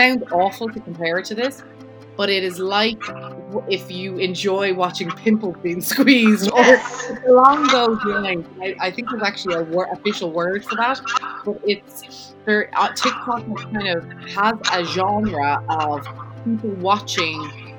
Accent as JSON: {"language": "English", "country": "Ireland", "moved": "yes", "lives_now": "United States", "said": "I know I'm Irish, I'm living in America, so I can't go to my grandparents' graves back home."}